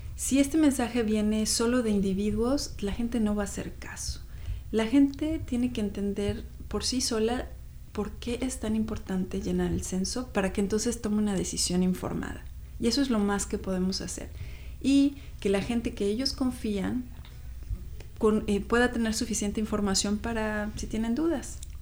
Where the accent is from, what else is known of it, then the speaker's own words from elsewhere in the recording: Mexico City, Mexico; moved away as an adult; now in Seattle, United States; Yo soy chilanga, yo nací en la Ciudad de México y vine aquí a Seattle hace 20 años justo